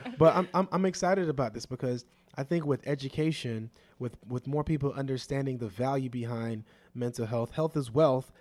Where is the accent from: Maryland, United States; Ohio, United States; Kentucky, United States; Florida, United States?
Florida, United States; Opa-locka; I was raised on Opelika in the late eighties and early nineties